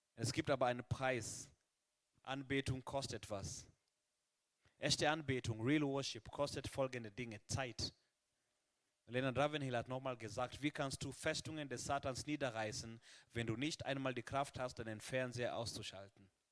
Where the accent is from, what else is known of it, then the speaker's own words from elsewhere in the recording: Kenya; now in Germany; in meinem Heimatland Kenia